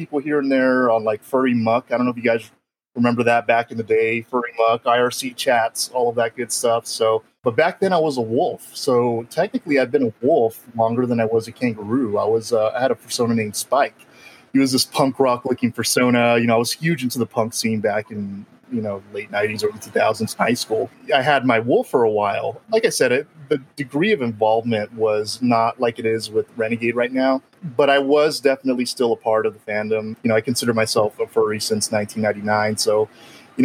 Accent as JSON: {"language": "English", "town": "El Paso", "region": "Texas", "country": "United States", "tie": "born or raised there", "said": "I was born and raised here in El Paso, so I'm back home where I grew up."}